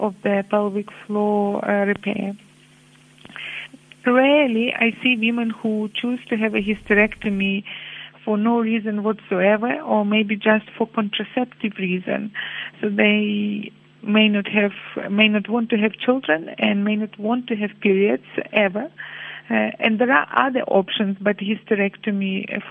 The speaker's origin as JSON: {"language": "English", "country": "Ukraine", "moved": "as an adult", "lives_now": "Cape Town, South Africa", "said": "I'm based in Cape Town, that's where I live, and I come from Ukraine, as some of you might be curious about my accent."}